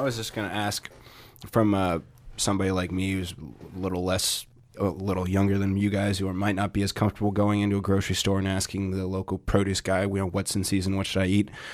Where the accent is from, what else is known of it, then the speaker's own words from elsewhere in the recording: United States; being American